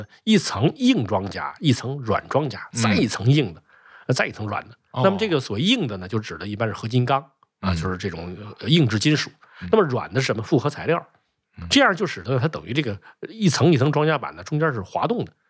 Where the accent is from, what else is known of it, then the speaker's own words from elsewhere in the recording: China; 我们中国人就想了